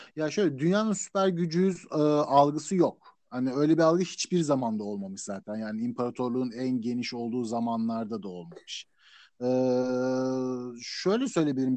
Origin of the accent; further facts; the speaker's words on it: Turkey; moved away as an adult; also born or lived in United States; now in United Kingdom; ben Türk olduğum için